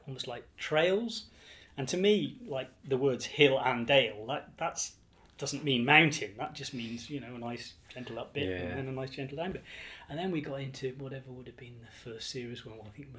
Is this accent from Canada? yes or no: no; England, United Kingdom; now in Ireland; As I say, when we came over to here from England, my wife and I were keen.